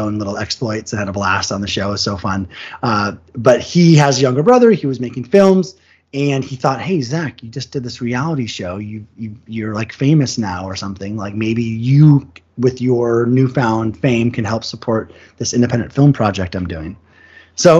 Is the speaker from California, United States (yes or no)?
no; Vashon, Washington, United States; now in Los Angeles, United States; my hometown of Vashon